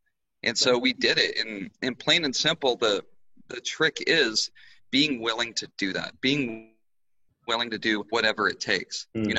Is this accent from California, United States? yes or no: no; Arizona, United States; moved away; I come from Arizona.